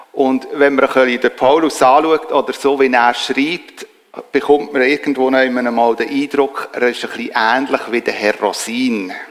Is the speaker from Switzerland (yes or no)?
yes; Switzerland; Und ich als Schweizer und vor allem auch als Harmonietyp